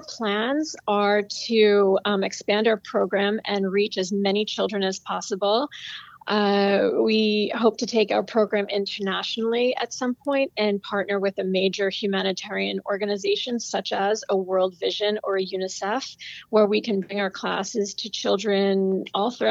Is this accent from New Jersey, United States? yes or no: no; East Hampton, New York, United States; I was really fortunate to grow up in East Hampton, Long Island